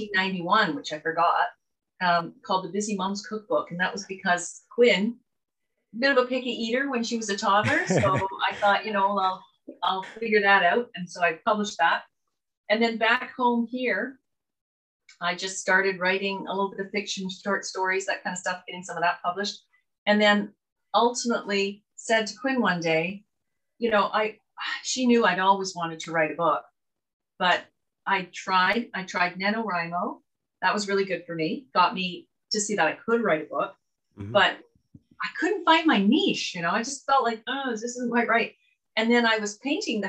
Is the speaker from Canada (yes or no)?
yes; Canada; also born or lived in Scotland / United Kingdom; I was born in Scotland, and then I grew up in Canada. I was a baby when my parents brought us here.